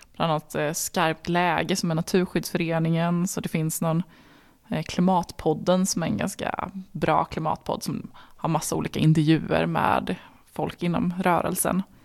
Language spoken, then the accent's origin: Swedish; Värmland, Sweden; Som är värmlänning